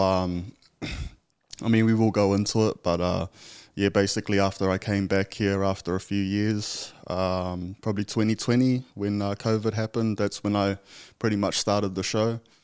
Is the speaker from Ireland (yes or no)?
no; Tokoroa, Waikato, New Zealand; moved away; also born or lived in Australia; originally from a small town called Tokoro